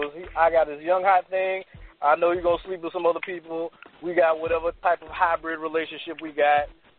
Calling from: Washington, District of Columbia, United States; I'm calling from D.C.

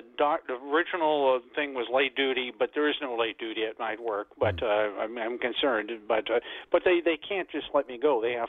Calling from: Mississauga, Ontario, Canada; I'm calling from Mississauga.

